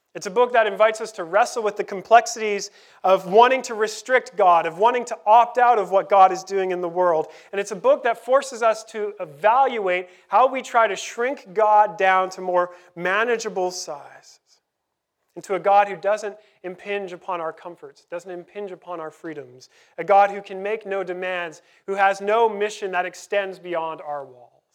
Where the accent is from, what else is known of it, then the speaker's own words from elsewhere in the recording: Canada; also born or lived in Vancouver; we're Canadian